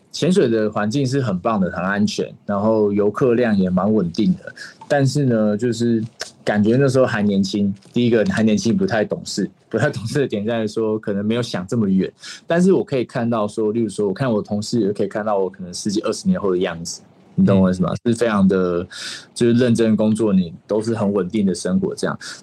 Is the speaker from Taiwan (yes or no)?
yes; Keelung, Taiwan; now in Kenting, Taiwan; 我本身是基隆人。